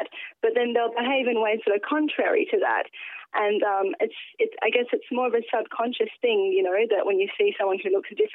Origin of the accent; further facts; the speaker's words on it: Perth, Western Australia, Australia; I'm an Australian and that, yes, I was born here and yes, I belong here